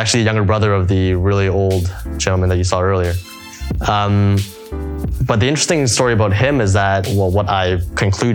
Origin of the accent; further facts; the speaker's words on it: Canada; now in Hong Kong; I'm Canadian